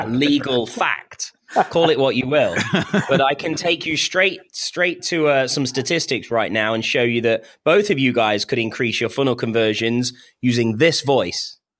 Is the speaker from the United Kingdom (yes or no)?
yes; United Kingdom; I'm British.